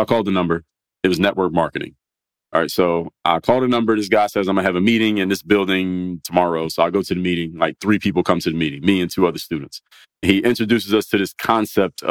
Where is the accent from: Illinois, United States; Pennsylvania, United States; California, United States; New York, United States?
Pennsylvania, United States; Philadelphia; I come from Philadelphia